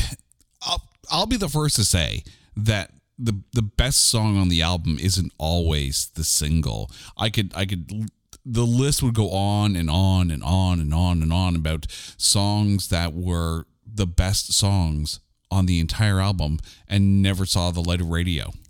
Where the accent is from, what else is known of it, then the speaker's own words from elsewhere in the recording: Canada; I'm a Canadian